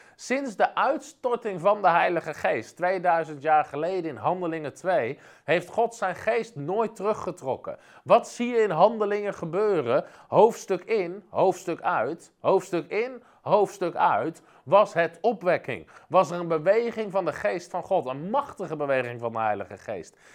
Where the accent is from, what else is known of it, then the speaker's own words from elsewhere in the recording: Netherlands; als Nederlanders